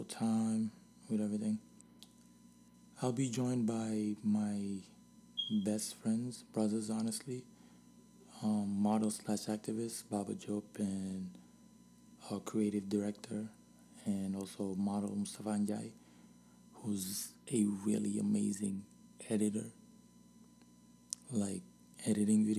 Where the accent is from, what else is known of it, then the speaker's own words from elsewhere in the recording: Senegal; now in United States; I was born here and raised in Senegal